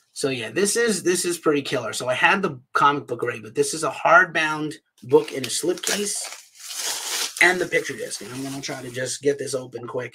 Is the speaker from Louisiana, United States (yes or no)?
no; New York City, New York, United States; moved away; also born or lived in New England; I'm from the Bronx, New York